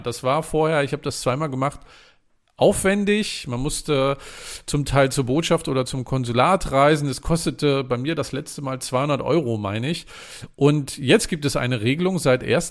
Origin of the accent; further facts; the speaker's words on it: Mecklenburg-Vorpommern, Germany; mein Heimatbundesland ist ja Mecklenburg-Vorpommern